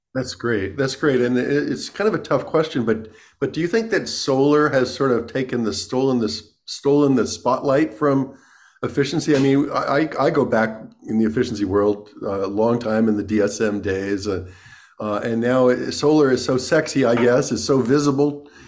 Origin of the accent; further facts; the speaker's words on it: New York, United States; I grew up in New York, too